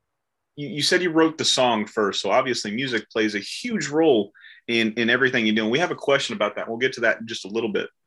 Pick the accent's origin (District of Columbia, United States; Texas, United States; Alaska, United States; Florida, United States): Florida, United States; I'm from Florida